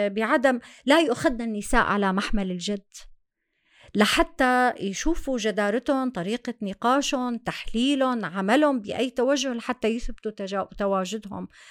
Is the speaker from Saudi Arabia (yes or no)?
no; Syria; moved away as an adult; now in Germany; لجوءنا ومع هربنا من سوريا